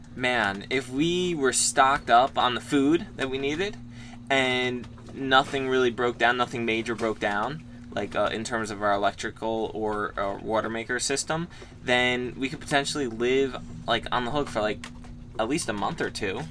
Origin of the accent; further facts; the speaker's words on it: United States; we're lucky to be an American and be free as Americans are